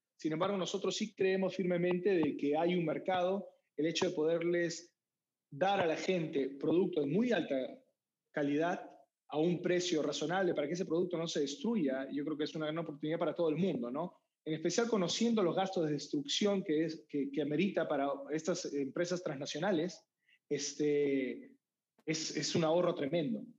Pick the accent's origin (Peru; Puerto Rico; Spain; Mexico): Peru; moved away; also born or lived in United States; Yo soy peruano